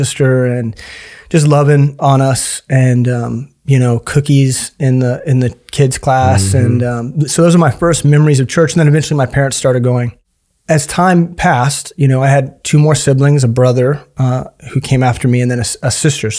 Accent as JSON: {"language": "English", "town": "Kansas City", "region": "Missouri", "country": "United States", "tie": "born or raised there", "said": "I grew up in Kansas City. I've been here my whole life"}